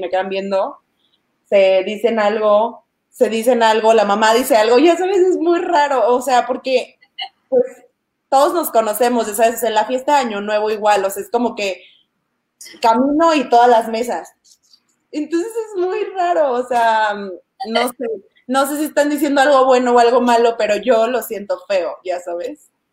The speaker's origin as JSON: {"language": "Spanish", "region": "Chiapas", "country": "Mexico", "said": "a mí me encanta decir que soy de Chiapas"}